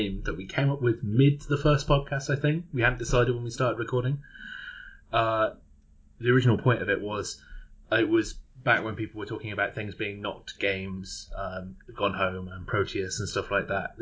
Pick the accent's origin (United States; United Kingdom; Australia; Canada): United Kingdom; Birmingham, West Midlands; my hometown, Birmingham